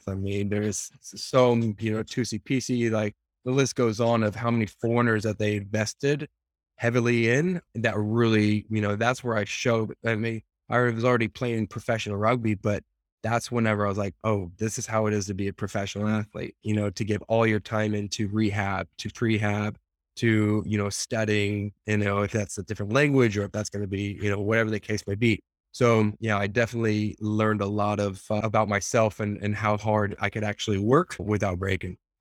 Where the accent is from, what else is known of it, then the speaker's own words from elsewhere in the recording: United States; being American